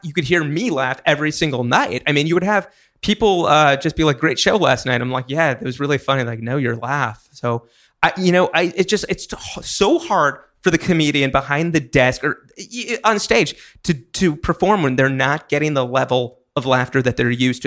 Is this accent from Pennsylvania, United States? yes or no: yes; Hershey, Pennsylvania, United States; moved away as an adult; now in New York, United States; I moved here when I was eighteen. Before then, I was in Hershey, Pennsylvania, where they make chocolate.